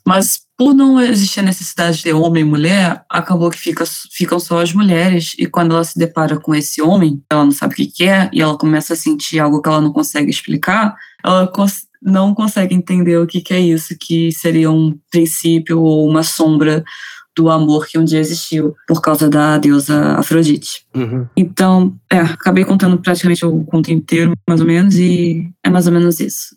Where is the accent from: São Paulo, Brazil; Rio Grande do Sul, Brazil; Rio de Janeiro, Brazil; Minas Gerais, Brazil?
Rio de Janeiro, Brazil; moved away as an adult; now in Tokyo, Japan; Eu sou do Rio de Janeiro, mas eu atualmente moro aqui em Tóquio há quase três anos agora